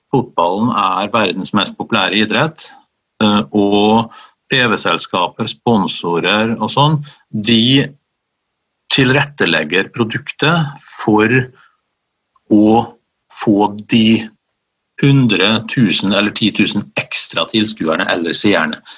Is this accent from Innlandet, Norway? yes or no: no; Møre og Romsdal, Norway; also born or lived in Oslo; now in Trondheim, Norway; Jeg er oppvokst i Romsdalen, um, flyttet til Oslo som ganske ung